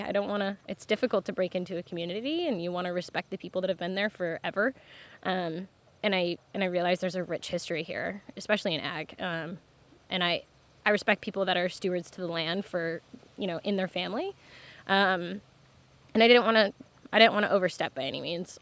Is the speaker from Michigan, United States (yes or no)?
yes; Michigan, United States; moved away as an adult; also born or lived in New York; now in Martha's Vineyard, United States; I'm from Michigan originally. I grew up around farms.